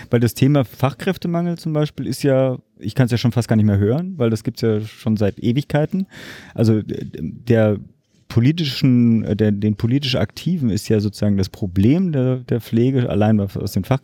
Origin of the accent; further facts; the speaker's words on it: Berlin, Germany; gerade als Berliner profitiere ich natürlich im Zweifelsfall auch davon.